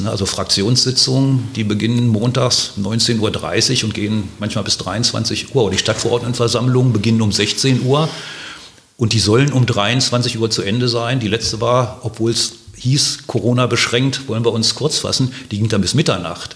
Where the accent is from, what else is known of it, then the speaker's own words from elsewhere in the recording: Hanover, Lower Saxony, Germany; moved away as an adult; also born or lived in Heidelberg / Mainz / Delkenheim, Wiesbaden; now in Wiesbaden, Germany; meiner Heimatstadt, also in Hannover